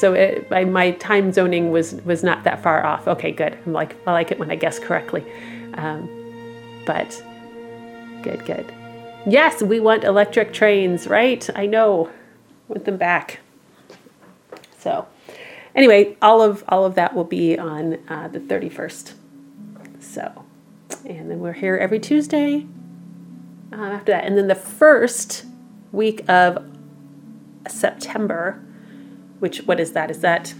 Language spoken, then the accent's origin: English; Midwest, United States; I'm from the Midwest